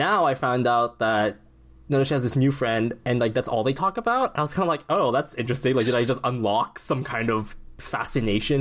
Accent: Philippines; as a Filipino

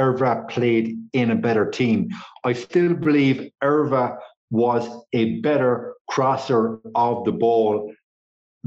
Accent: Ireland; I'm Irish.

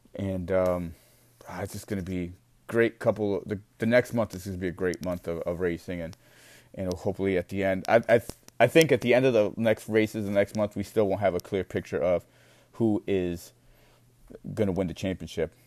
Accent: United States; as an American

